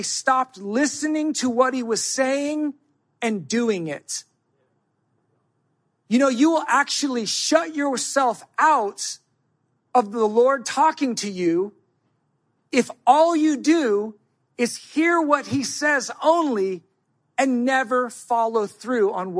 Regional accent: United States; I'm American. I think it's because I was raised up under rugged individualism.

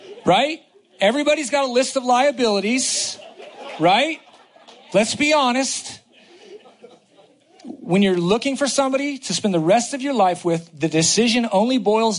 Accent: the Bay Area, California, United States; moved away; I'm from the Bay Area.

